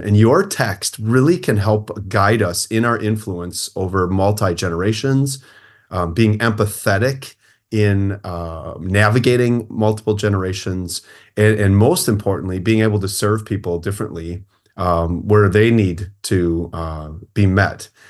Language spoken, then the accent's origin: English; Port Washington, Midwest, United States; I live in my hometown